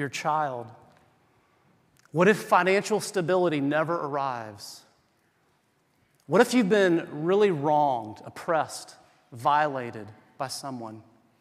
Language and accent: English; South Carolina, United States; I'm from South Carolina